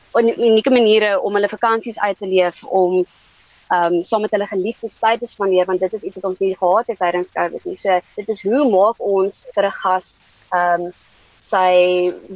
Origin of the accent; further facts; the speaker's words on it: South Africa; ons werk as Suid-Afrikaners